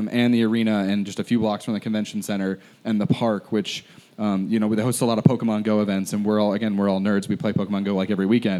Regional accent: Spokane, Washington, United States; I grew up in Spokane

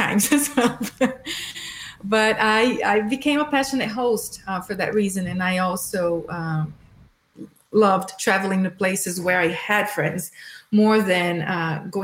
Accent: Brazil; moved away as an adult; also born or lived in Kentucky / Boston; now in United States; I'm from Brazil and moved to the U.S. 15 years ago.

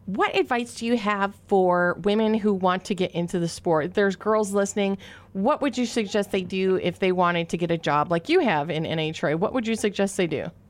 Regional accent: Minnesota, United States; accent: Minnesota O's; two Minnesota girls who talk together, our O's came out so bad

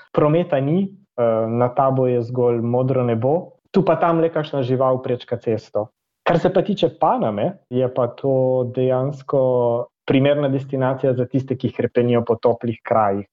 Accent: Slovenia; moved away as an adult; now in Brussels, Belgium

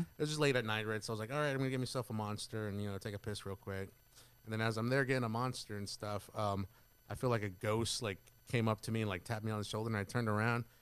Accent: Carrizo Springs, Texas, United States; moved away as an adult; I'm originally from Carrizo Springs

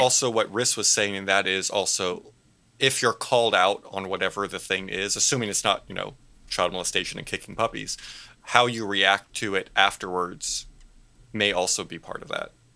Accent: Southern California, United States; I'm from Southern California, and in, in Southern California, we call freeway

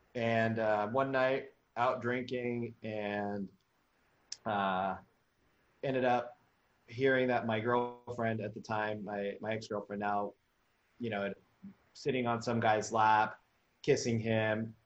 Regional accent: Memphis, Tennessee, United States; I came from Memphis, Tennessee

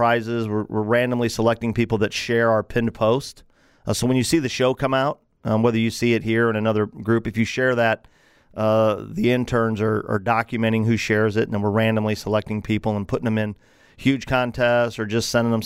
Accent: Granite City, Illinois, United States; here in the Metro East area in my hometown of Granite City

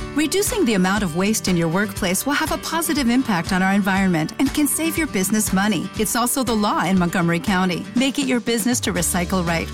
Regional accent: Tabasco, Mexico; also born or lived in Sinaloa; yo soy sinaloense y bueno, me encanta mi gente, pero fíjate que cosas de la vida, me fui muy chiquita a vivir a Tabasco

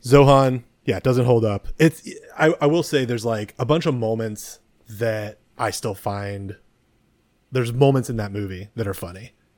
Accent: San Mateo, California, United States; I grew up in, uh, San Mateo near the airport

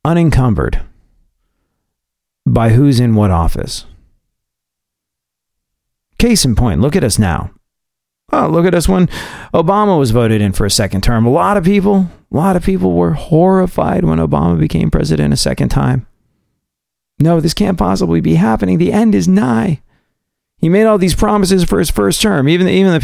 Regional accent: United States; I'm an American

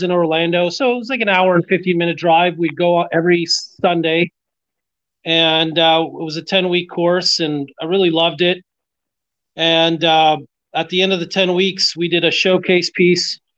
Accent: Montreal, Quebec, Canada; moved away as an adult; also born or lived in Florida; growing up in Montreal

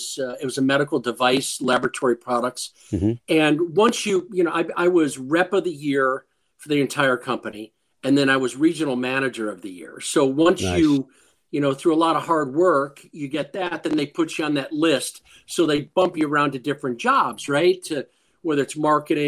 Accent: Rochester, New York, United States; I grew up in Rochester, New York

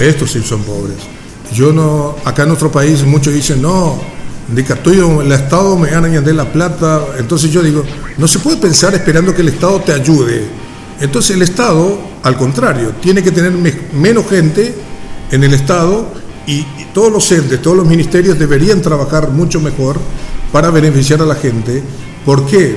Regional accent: Paraguay; also born or lived in Buenos Aires; no en mi país

